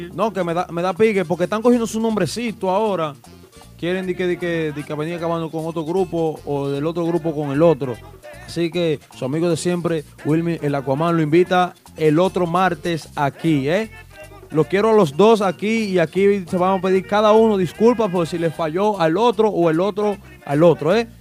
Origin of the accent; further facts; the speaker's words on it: Sajoma, Santiago, Dominican Republic; moved away; mi gente de Sajoma porque soy orgullo de mi gente Sajoma, que soy el único que lo representa allá